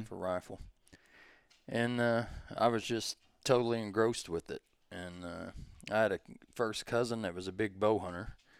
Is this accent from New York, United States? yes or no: no; Advance, Missouri, United States; I'm from Southeast Missouri, little bitty town called Advance.